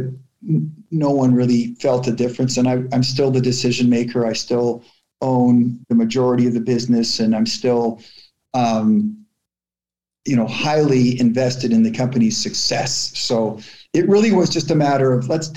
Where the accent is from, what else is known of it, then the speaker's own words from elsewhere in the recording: Toronto, Ontario, Canada; Growing up in Canada